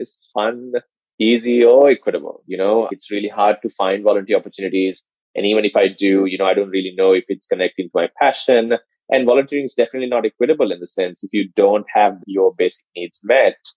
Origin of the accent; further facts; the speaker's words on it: Sri Lanka; moved away as an adult; now in United States; I was born and raised in Sri Lanka